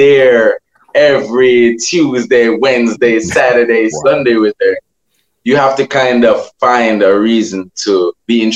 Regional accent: Portmore, Saint Catherine, Jamaica; I'm originally from Waterford, St. Catherine.

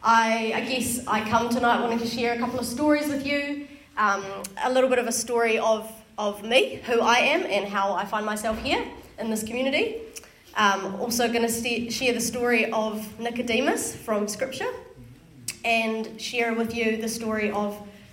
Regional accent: Wellington, New Zealand; born and raised in Wellington, grown up in church. My church that I went to was in Johnsonville

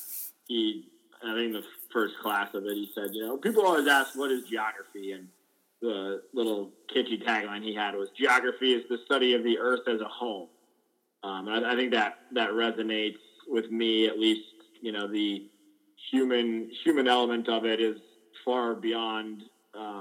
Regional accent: Washington, District of Columbia, United States; moved away as an adult; also born or lived in Madison, Wisconsin; I grew up in Washington, D.C.

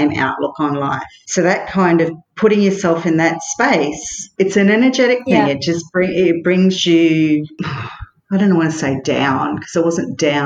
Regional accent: Mossman, Queensland, Australia; moved away as an adult; also born or lived in London; Mossman, my hometown

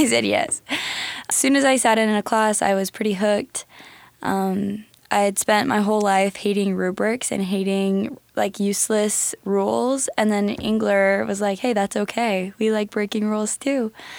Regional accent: DeWitt, Nebraska, United States; I'm from DeWitt, Nebraska. I grew up on a small pig farm

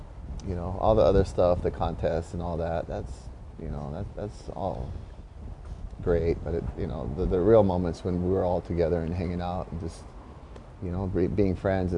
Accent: Kauai, Hawaii, United States; also born or lived in Oahu; Born and raised in Kauai.

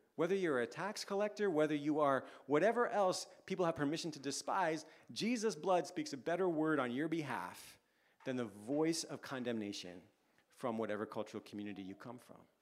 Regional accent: Canada; now in London, United Kingdom; for us as Canadian parents

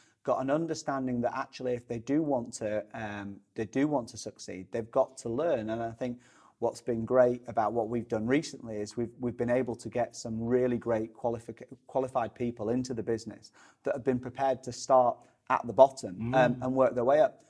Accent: Sheffield, Yorkshire and the Humber, United Kingdom; I'm originally from Sheffield, not from Chesterfield.

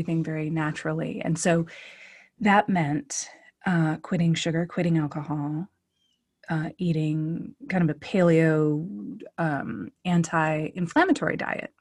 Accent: Oakland, California, United States; born or raised there; also born or lived in Duluth, Minnesota

